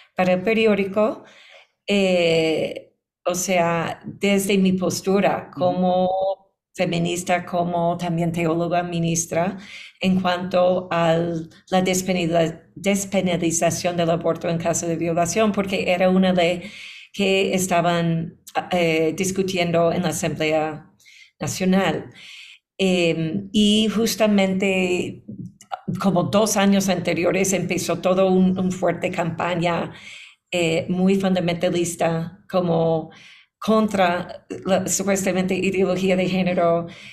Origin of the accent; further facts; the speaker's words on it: New York, United States; moved away as an adult; also born or lived in Boston; now in Ecuador; yo vine a Ecuador hace 13 años porque nací en Nueva York. Em, estuve enseñando como académica en Boston